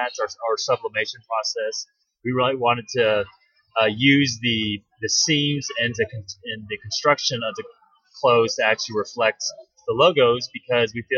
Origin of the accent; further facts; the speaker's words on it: Orange County, California, United States; I'm from Orange County